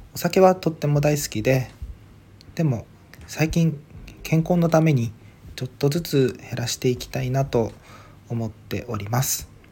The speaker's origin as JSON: {"language": "Japanese", "town": "Ishigaki", "region": "Okinawa", "country": "Japan", "tie": "born or raised there", "moved": "yes", "lives_now": "Okinawa Island, Japan", "said": "出身地沖縄県の石垣島生まれで現在は沖縄本島に在住です"}